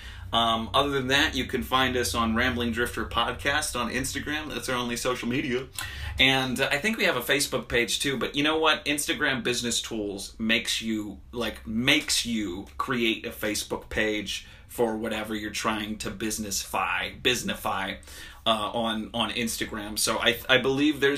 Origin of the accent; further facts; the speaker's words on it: Harrisburg, Pennsylvania, United States; moved away; going back to my hometown in Pennsylvania, woo-woo, Harrisburg